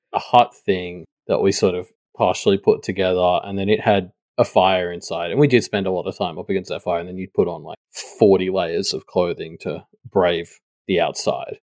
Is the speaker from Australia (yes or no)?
yes; Australia; as an Australian